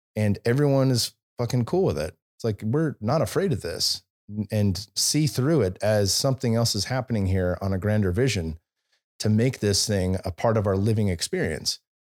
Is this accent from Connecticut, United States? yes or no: no; Bay Area, California, United States; moved away; also born or lived in Silicon Valley; I was born and raised in the Bay Area